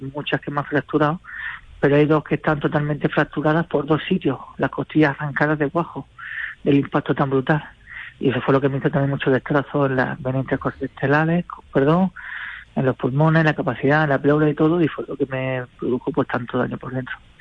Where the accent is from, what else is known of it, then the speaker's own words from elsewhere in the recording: Murcia, Region of Murcia, Spain; vamos a tocar en mi tierra